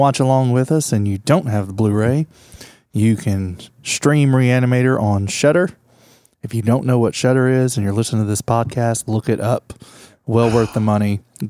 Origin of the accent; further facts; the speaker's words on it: Jennings, Louisiana, United States; I am from Jennings.